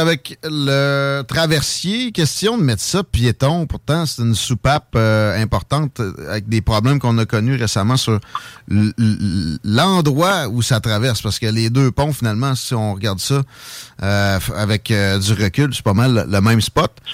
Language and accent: French; Chaudière, Quebec, Canada; je suis de la Chaudière, tu, tu sais de quoi je parle avec Saint-Nic. Euh, moi je suis un, gars originaire de là